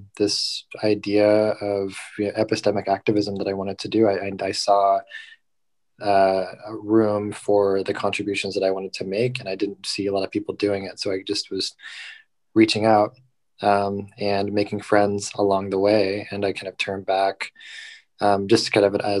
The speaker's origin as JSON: {"language": "English", "region": "Southern California", "country": "United States", "tie": "born or raised there", "moved": "as an adult", "lives_now": "San Francisco Bay Area, United States", "said": "I was born and raised in Southern California, and I moved up to the Bay after graduation for the first time."}